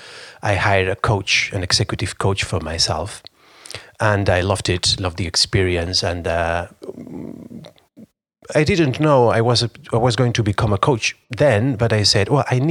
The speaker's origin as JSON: {"language": "English", "country": "Spain", "said": "I'm from Spain"}